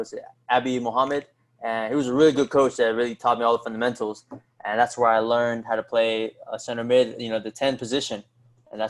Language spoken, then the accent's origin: English; Fairfax, Virginia, United States; also born or lived in Alexandria, Virginia / Bolivia (parents); I was born in Fairfax, Virginia. My parents are from Bolivia, so I have dual citizenship with America and Bolivia. And that's where I grew up till I was in my teen years when I moved to Alexandria, Virginia